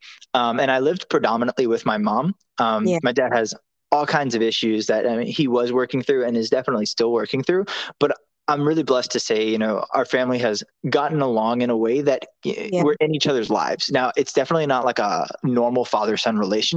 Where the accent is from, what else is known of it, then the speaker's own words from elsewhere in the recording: New Orleans, Louisiana, United States; I'm from New Orleans, Louisiana.